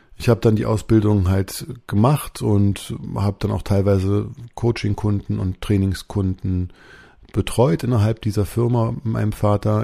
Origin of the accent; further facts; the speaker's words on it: Berlin, Germany; bin geboren in Berlin. Damals war das noch West-Berlin.